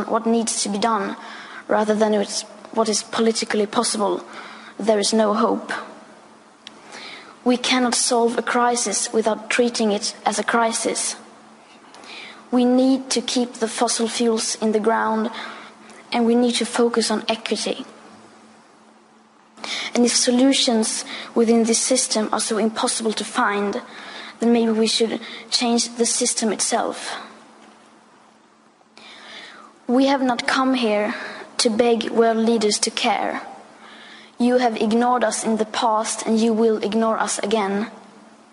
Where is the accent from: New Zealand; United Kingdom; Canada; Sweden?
Sweden; I am 15 years old and I'm from Sweden.